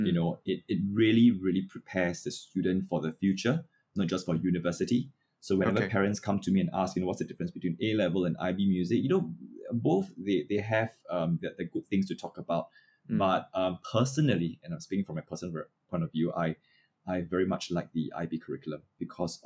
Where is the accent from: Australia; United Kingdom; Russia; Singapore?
Singapore; So I was from Chongshan Primary School. I think if you have lived long enough in the Ang Mo Kio area, you know, that's where I started my music.